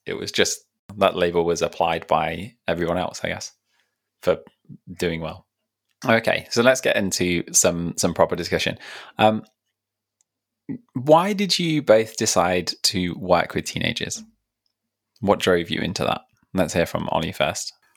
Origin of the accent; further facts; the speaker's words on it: Leicestershire, East Midlands, United Kingdom; I grew up in Leicestershire